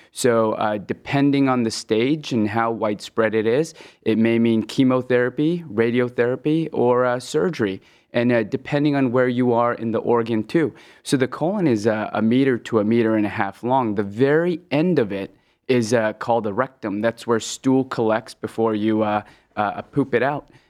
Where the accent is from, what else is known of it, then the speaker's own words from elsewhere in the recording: West Coast, United States; moved away as an adult; also born or lived in Hong Kong; now in Cleveland, United States; So uh, I was born in Hong Kong and I moved to the West Coast when I was 10. Uh, then started my medical training in the Midwest at the Ohio State, and I've been in love with the in love with the Midwest ever since.